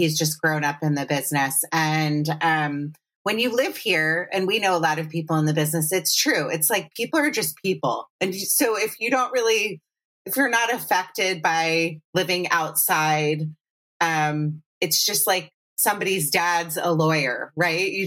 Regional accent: Potomac, Maryland, United States; moved away; I didn't grow up in D.C., I grew up in Potomac, Maryland.

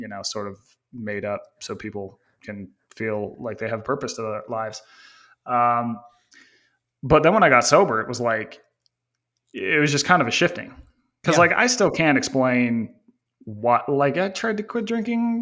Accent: Northern Utah, United States; I grew up in Northern Utah

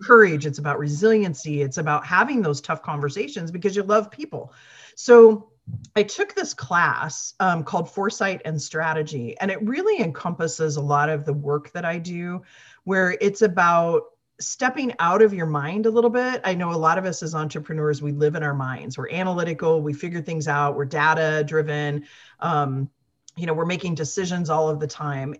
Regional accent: Midwest, United States; moved away; I came from the Midwest

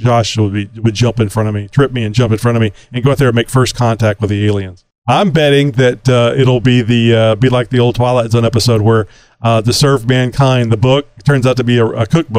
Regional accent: Australia; I think he's actually in the outback. I'm so Australian.

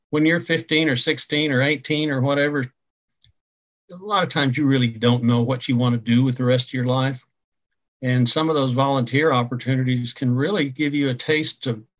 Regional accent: North Texas, United States; moved away as an adult; also born or lived in Oklahoma; I grew up in North Texas

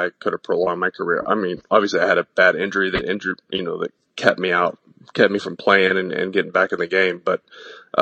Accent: East Texas, United States; small town East Texas where I grew up.

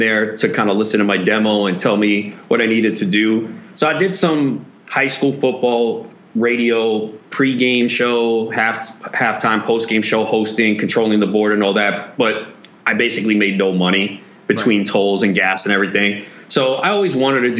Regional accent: New York, United States; also born or lived in Florida; I grew up in New York.

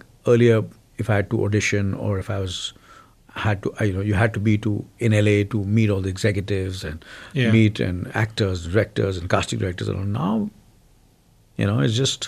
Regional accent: India; first language Hindi; English is a second language; I've always spoken my mother tongue, which is Hindi.

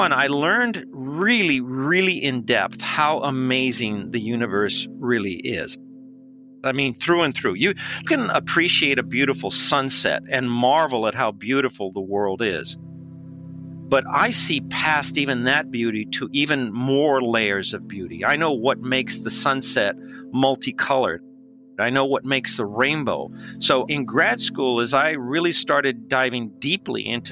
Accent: Los Angeles, California, United States; I was born in East Los Angeles

